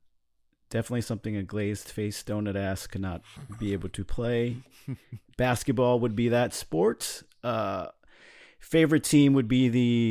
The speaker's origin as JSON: {"language": "English", "region": "New York", "country": "United States", "accent": "New York", "said": "Had to get my New York accent off, just off and running off the bat"}